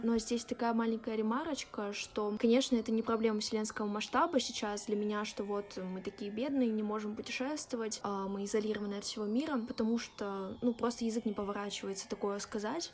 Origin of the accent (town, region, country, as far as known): Russia